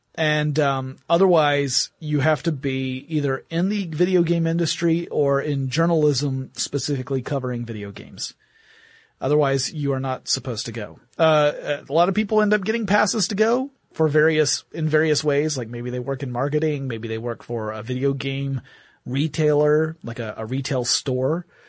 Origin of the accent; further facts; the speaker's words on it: Atlanta, Georgia, United States; my hometown of Atlanta, Georgia